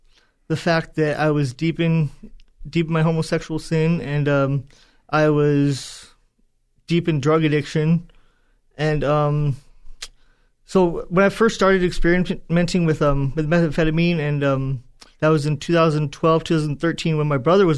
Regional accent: Tracy, California, United States; also born or lived in Manteca; So I was born in San Joaquin County, up in Northern California, in Manteca.

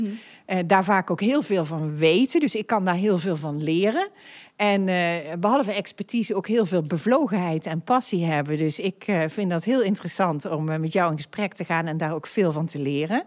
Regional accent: North Brabant, Netherlands; now in The Hague, Netherlands; Ik ben een echte Brabantse

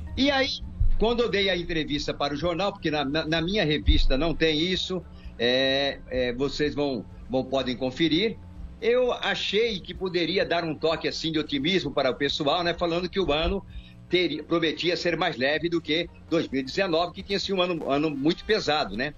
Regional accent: Bauru, São Paulo, Brazil; Eu era locutor esportivo aqui em Bauru, na Rádio Oriverde, né? Que eu sou de Bauru

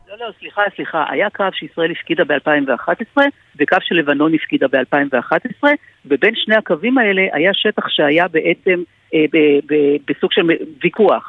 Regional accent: Nahariya, Northern District, Israel; אני גדלתי בנהריה

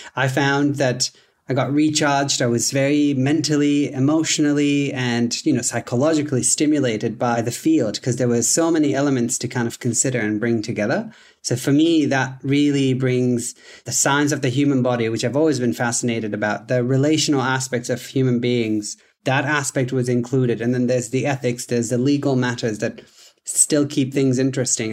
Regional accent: Tanzania; English is a second language; moved away as an adult; also born or lived in Vancouver, Canada; now in Dubbo, Australia; I am originally from Tanzania. That's where I was born and raised until I was eighteen years old.

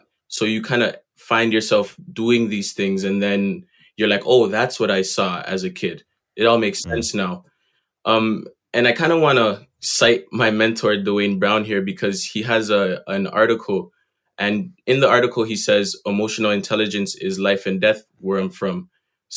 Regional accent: Toronto, Ontario, Canada; growing up in Jane and Finch is a super unique experience.

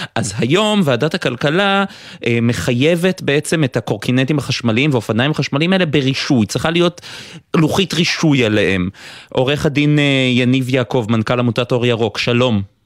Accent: Haifa, Haifa District, Israel; אני גדלתי במכבסה, לאבא שלי יש מכבסה אה, בחיפה

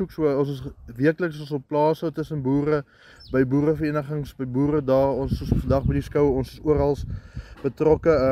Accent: Oudtshoorn, Western Cape, South Africa; Ek is oorspronklik van Oudtshoorn en ek bly nou vir die afgelope 3 jaar op Hollowmore

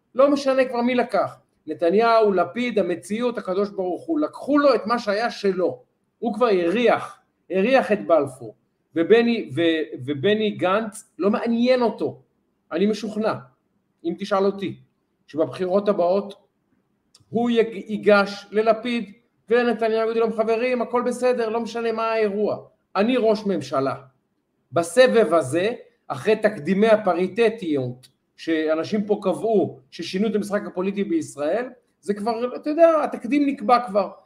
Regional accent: Israel; אנחנו לצערי ישראלים

